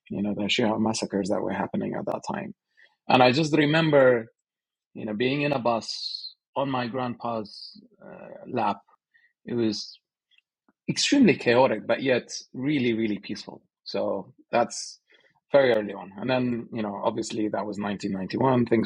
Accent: Sulaymaniyah, Sulaymaniyah Governorate, Iraq; Uh, I'm Kurdish from Slemani. Uh, so, these are the basics of uh, my identity. You know, born 1985.

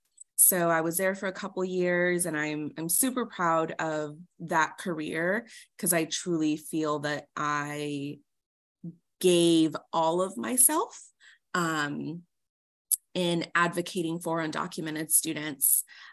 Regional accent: Oxnard, California, United States; also born or lived in Mexicali, Mexico / Orange County, California; And I just recently moved back to the 805. I grew up in Oxnard, but I had moved away to the Orange County area. So recently came back.

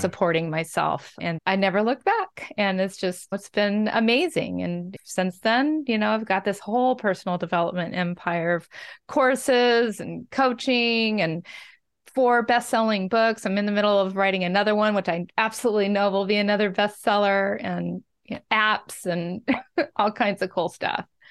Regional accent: Washington, United States; Growing up in Washington State

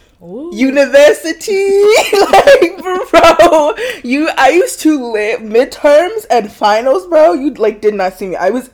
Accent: Rock Hill, South Carolina, United States; also born or lived in Baltimore, Maryland; I grew up in a lot of places in the U.S., but I was born in Baltimore, Maryland. And I lived there till I was like 8. And then I moved to South Carolina, Rock Hill, South Carolina, more specifically.

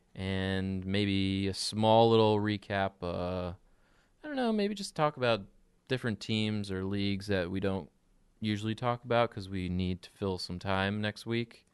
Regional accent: New Jersey, United States; we're from New Jersey

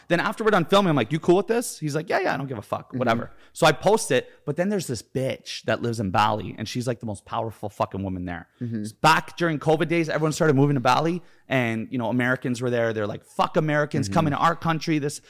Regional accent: Canada; I'm Canadian.

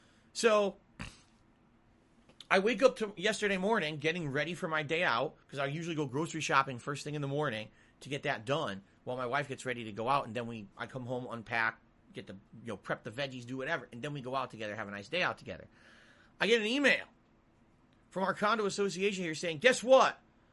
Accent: Connecticut, United States; I came from Connecticut, and in Connecticut, there'd be feet of snow on the ground

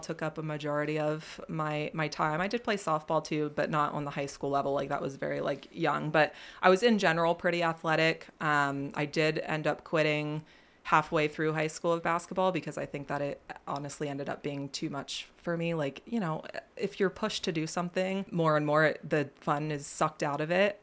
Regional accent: Millersburg, Pennsylvania, United States; I was born and raised in Millersburg, Pennsylvania

